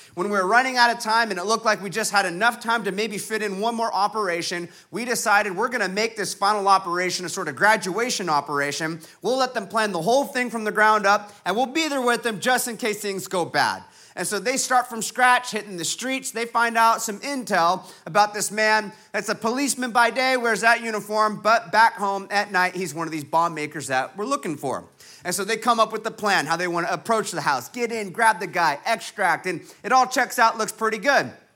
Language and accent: English; Huntington Beach, California, United States; I'm be back in my hometown, Huntington Beach, California